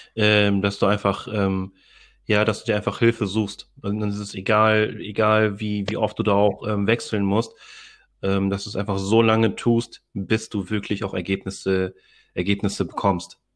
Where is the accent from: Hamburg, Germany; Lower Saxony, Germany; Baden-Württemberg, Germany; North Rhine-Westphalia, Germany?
Hamburg, Germany; also born or lived in Philippines (ancestry); Ich bin zwar hier in Deutschland geboren